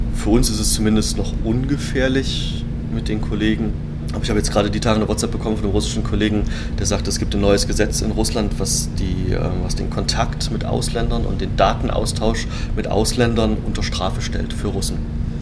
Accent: Germany; die DDR-Zeit, wo ich aufgewachsen bin.

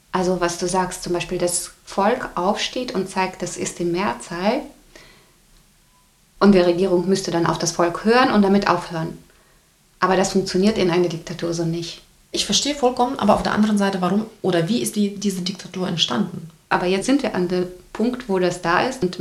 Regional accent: Belarus; In meiner Heimat Belarus regiert Alexander Lukaschenka seit 1994 mit harter Hand.

